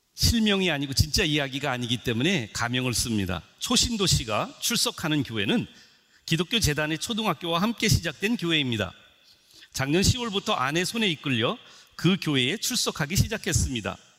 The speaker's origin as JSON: {"language": "Korean", "country": "South Korea", "tie": "born or raised there", "said": "저는 어, 토종 한국 사람입니다"}